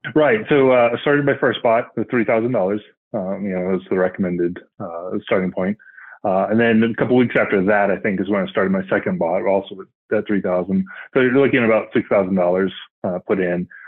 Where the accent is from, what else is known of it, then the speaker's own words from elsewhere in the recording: Northwest Florida, United States; now in Colorado, United States; currently living in Colorado, uh, grew up in Florida. So, Northwest Florida, so the Alabama part of Florida